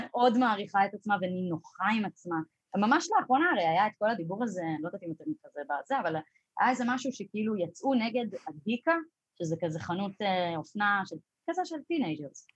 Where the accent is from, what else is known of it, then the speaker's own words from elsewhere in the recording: Jerusalem, Jerusalem District, Israel; moved away; אני גדלתי בירושלים